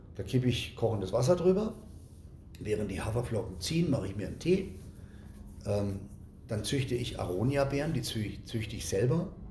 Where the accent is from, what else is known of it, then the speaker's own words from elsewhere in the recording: Germany; als Deutscher